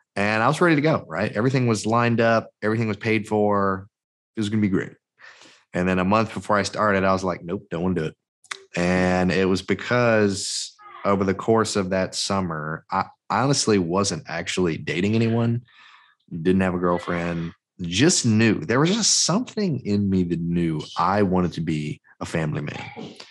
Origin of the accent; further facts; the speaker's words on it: Mobile, Alabama, United States; I'm from Mobile, Mobile, Alabama, that's where I'm at currently